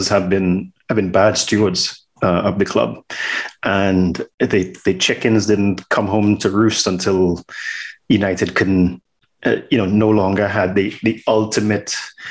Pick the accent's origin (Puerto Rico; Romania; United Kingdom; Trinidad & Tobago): Trinidad & Tobago; Born and raised in Trinidad and Tobago